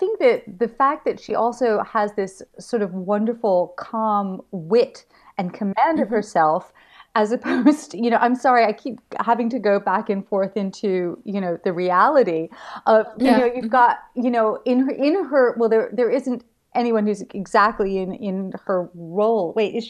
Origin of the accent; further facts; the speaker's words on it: New York, United States; You know, it's I come from New York